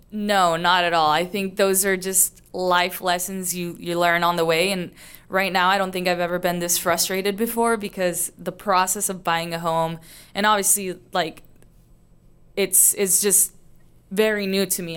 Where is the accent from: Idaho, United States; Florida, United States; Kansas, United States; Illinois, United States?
Idaho, United States; moved away as an adult; also born or lived in Chicago / Mexico; now in Houston, United States; I grew up in Idaho.